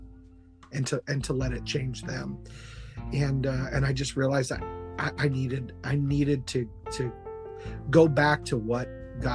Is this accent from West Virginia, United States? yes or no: no; Kalamazoo, Michigan, United States; moved away; my hometown, Kalamazoo, Michigan